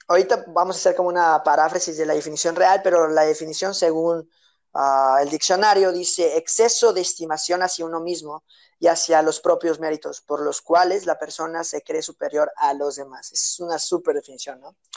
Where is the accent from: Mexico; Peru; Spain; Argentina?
Mexico; Jalisco; born there; also born or lived in Mérida; yo nací en Jalisco y viví mucho tiempo en Mérida